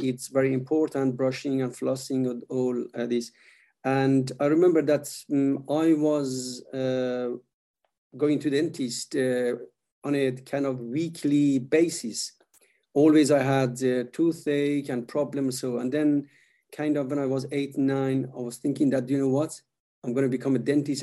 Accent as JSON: {"language": "English", "country": "Iran", "tie": "born or raised there", "also_born_or_lived": "Sweden", "moved": "as an adult", "said": "was born in Iran and uh, I moved when I was quite young to Sweden to study"}